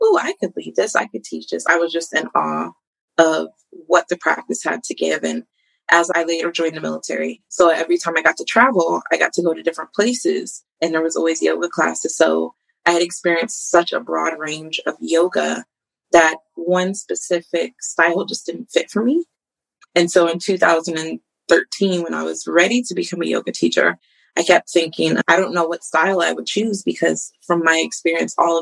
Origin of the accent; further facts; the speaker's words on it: Colorado, United States; I grew up in Colorado